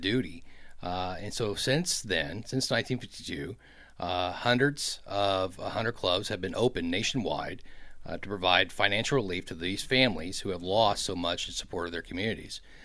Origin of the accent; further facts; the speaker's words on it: Kansas City, Missouri, United States; my hometown of Kansas City